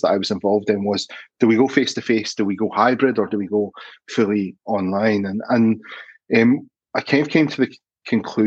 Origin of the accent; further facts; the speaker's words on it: Glasgow, Scotland, United Kingdom; moved away as an adult; now in Australia; I grew up in Scotland, Glasgow, born and bred, became a maths teacher there